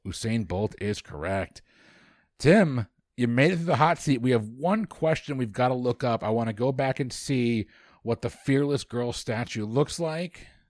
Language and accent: English; United States; because I'm American.